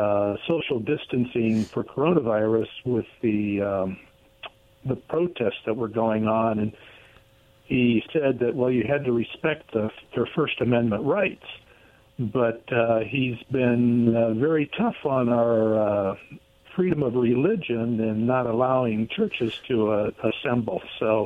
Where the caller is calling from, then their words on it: Richland, Washington, United States; in Richland.